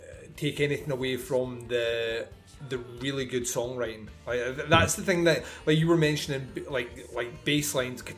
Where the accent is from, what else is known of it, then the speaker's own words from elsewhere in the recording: Scotland, United Kingdom; we're Scottish